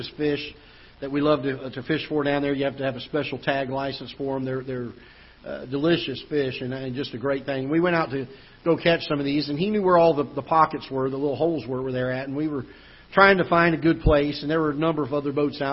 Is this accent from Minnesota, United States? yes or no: no; Florida, United States; now in Festus, United States; I grew up in Florida